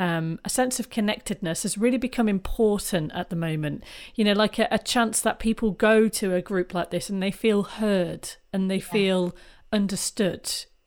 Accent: India; now in Coventry, United Kingdom; I'm from an Indian village where we used to use natural clay to make beads and thread them on wool. I grew up in nature.

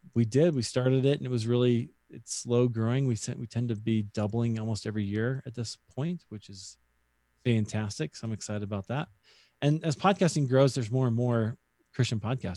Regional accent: Des Moines, Iowa, United States; my hometown of Des Moines, Iowa

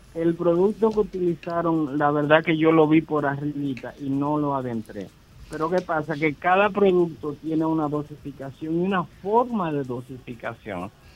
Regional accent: Dominican Republic; nosotros como dominicanos

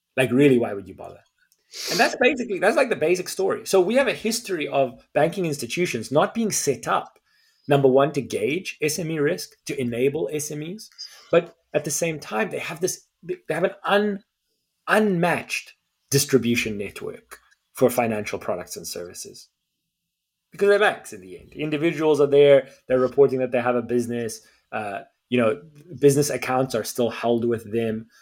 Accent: South Africa; as a South African

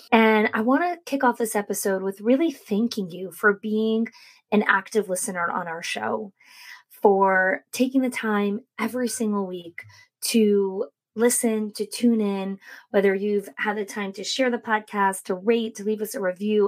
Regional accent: New Jersey, United States; moved away as an adult; also born or lived in New York; now in Florida, United States; I grew up in New Jersey, and then I moved to New York, and I lived there for 19 years before I moved here to Florida with our family

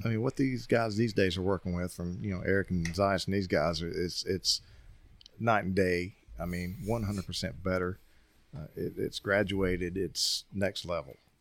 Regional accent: Tennessee, United States; I'm from Tennessee

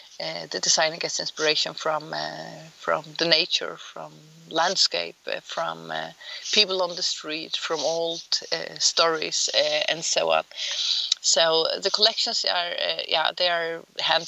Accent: Faroe Islands; moved away; We grew up on the Faroe Islands

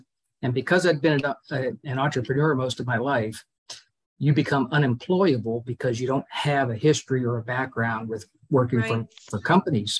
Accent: Pittsburgh, Pennsylvania, United States; moved away as an adult; also born or lived in Miami / Florida; I grew up in Pittsburgh. I moved to Miami to go to college

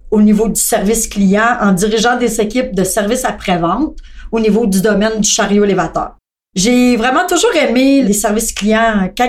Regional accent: Thetford Mines, Quebec, Canada; born there; also born or lived in Montreal; je suis née à Thetford Mines dans une famille très modeste au niveau financier et de cinq enfants. J'ai euh, commencé à travailler en comptabilité. Je suis ensuite déménagée à Montréal

